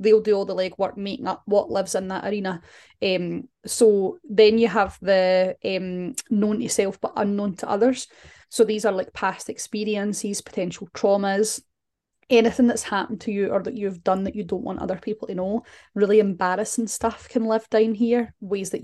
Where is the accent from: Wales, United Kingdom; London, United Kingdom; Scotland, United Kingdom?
Scotland, United Kingdom; Glasgow; we're from Glasgow